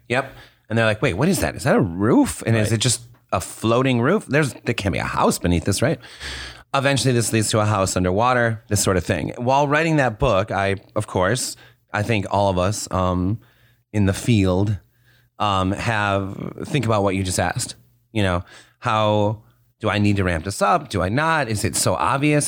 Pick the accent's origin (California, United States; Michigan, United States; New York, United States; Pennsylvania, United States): Michigan, United States; West Bloomfield; I grew up in West Bloomfield